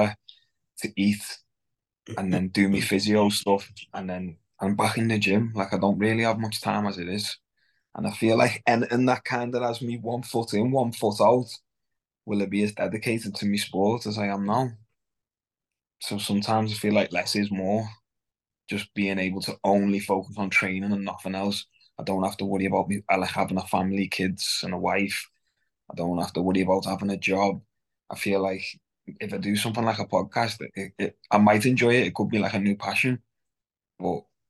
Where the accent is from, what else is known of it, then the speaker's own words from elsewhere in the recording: Nigeria; I'm Nigerian